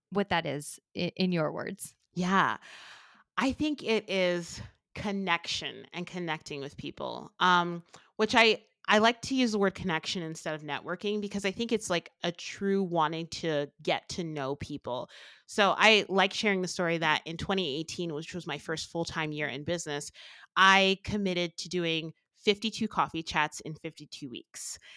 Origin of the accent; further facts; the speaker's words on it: New Jersey, United States; now in Albuquerque, United States; the thing that I miss most about uh, growing up, I grew up in New Jersey where we have gorgeous beaches to being in Albuquerque.